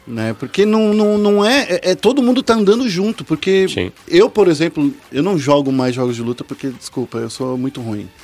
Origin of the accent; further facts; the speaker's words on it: São Paulo, Brazil; eu morei, eu nasci no Capão Redondo